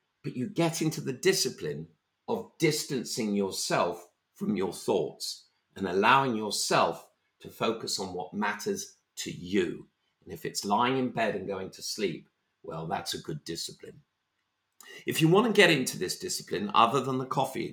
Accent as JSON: {"language": "English", "region": "London", "country": "United Kingdom", "said": "I'm a Londoner"}